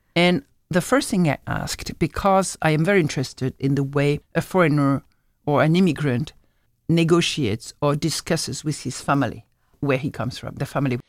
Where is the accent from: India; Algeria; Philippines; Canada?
Algeria; moved away; I'm from Algeria, so that's my culture.